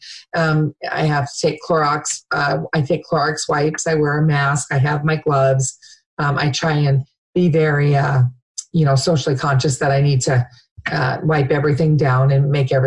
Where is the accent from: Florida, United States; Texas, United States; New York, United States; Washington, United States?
Washington, United States; Lacey; also born or lived in Georgia; I've been in Thurston County since we moved here when I was in sixth grade. My dad moved here. We moved here at Fort Lewis. My dad was Army when I was in third grade. And then we moved down to Lacey when I was in sixth grade. So I've been here. This is home. I was born in Georgia, but this is definitely home